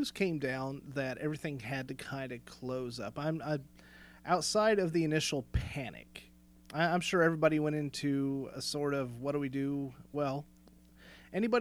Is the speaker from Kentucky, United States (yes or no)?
yes; Southern Kentucky, United States; I'm still from Southern Kentucky.